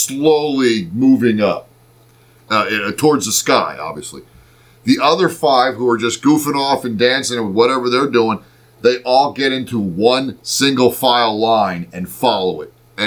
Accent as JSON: {"language": "English", "town": "Reading", "region": "Pennsylvania", "country": "United States", "said": "We're from Reading, Pennsylvania. So technically we're right outside of Reading right now"}